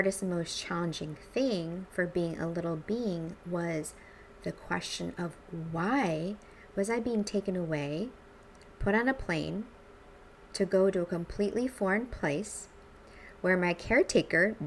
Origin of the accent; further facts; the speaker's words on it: St. Louis, Missouri, United States; also born or lived in El Salvador; brought me back to the States, where I was raised in a very suburban part of St. Louis